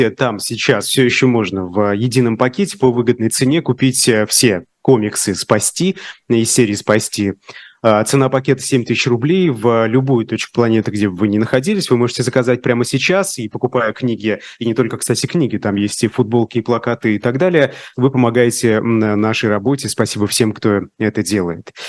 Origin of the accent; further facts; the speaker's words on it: Russia; born there; мне казалось, да, человеку, рожденному э, уже в постсоветское время, в современной России, в конце 90-х